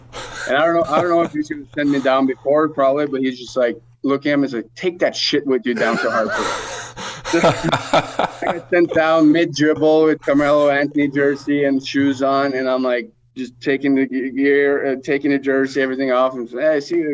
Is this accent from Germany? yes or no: no; Norway; moved away; also born or lived in Sweden; growing up in Norway